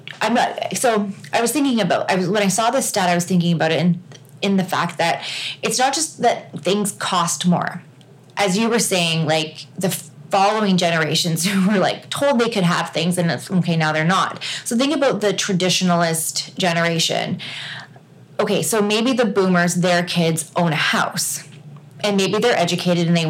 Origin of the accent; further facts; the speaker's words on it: Canada; I say Z because I'm Canadian